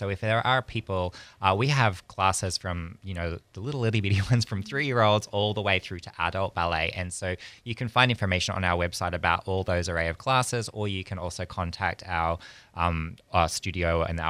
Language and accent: English; Australia; moved away as an adult; also born or lived in Europe / New York; now in Pensacola, United States; I'm from Australia originally.